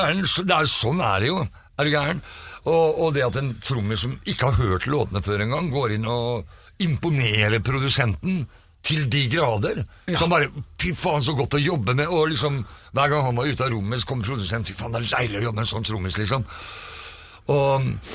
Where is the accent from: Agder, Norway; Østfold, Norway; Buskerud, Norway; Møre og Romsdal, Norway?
Østfold, Norway; Fredrikstad; moved away as an adult; now in Oslo, Norway; Jeg er fra Fredrikstad, bodde der i 20 år før jeg flytta